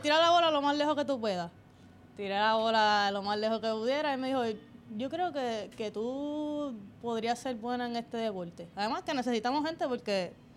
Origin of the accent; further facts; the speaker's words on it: Toa Baja, Puerto Rico; Yo soy de Sabana Seca, toda Baja